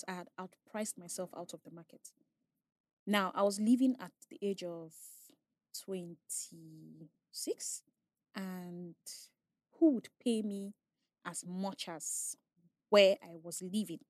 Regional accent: Asaba, Delta, Nigeria; I was raised in Asaba

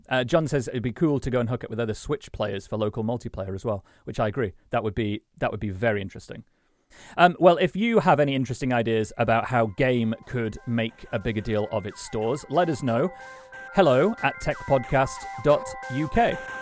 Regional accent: Sheffield, Yorkshire and the Humber, United Kingdom; I was born in Sheffield, so it's a great opportunity to talk about the place I was born.

